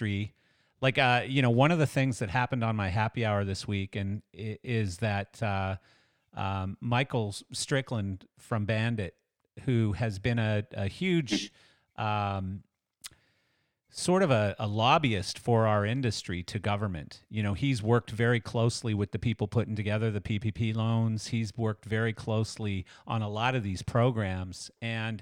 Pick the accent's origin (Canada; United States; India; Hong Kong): Canada; Western Canada; when I was a young kid growing up in Western